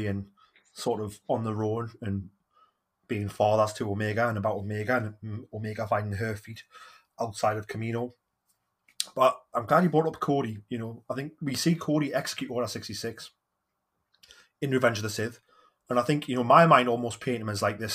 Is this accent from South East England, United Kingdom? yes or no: no; Geordie, North East England, United Kingdom